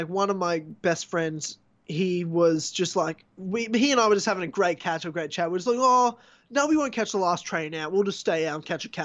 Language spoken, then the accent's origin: English; Brisbane, Queensland, Australia; moved away as an adult; now in Melbourne, Australia; I'm not from Melbourne, you know, I'm from Brisbane